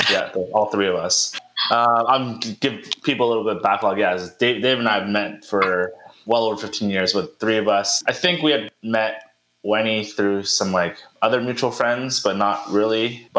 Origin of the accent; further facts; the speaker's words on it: Vancouver, British Columbia, Canada; I'm also in my mid-30s, born in Vancouver, currently living in Vancouver myself.